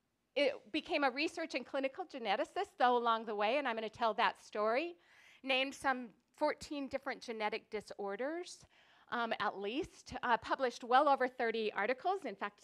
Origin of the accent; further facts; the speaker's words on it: Helena, Montana, United States; I was born in Helena.